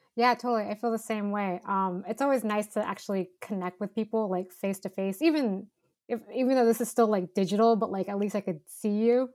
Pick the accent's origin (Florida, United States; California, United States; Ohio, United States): California, United States; Northern; I grew up in Northern California